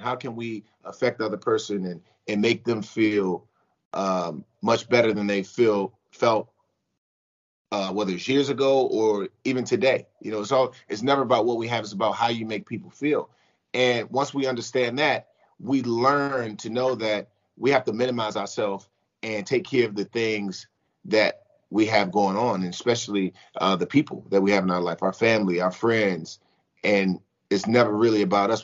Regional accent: United States; I came back to my hometown team, which is the Washington football team.

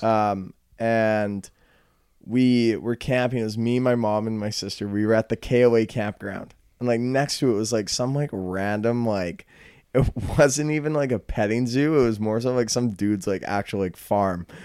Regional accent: Calgary, Alberta, Canada; I'm from Calgary. So, I mean, I'm more of a city slicker in a way

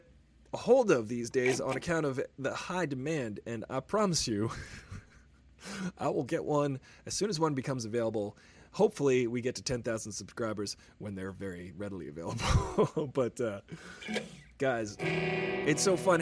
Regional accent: Long Island, New York, United States; I grew up on Long Island, which is, you know, outside of that area

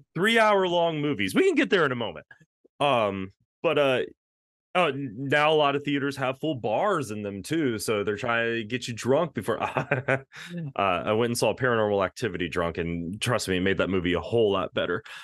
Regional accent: Texas, United States; I grew up in Texas

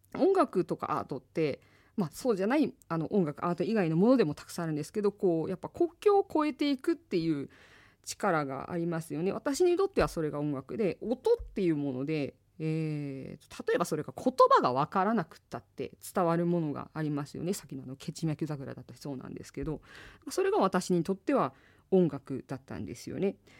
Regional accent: Asahikawa, Hokkaido, Japan; 旭川出身

